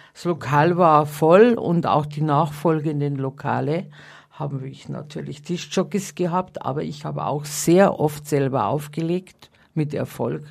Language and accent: German; Bavarian countryside, Germany; accent: Bavarian; moved away; also born or lived in Munich; Ich bin ja am Land geboren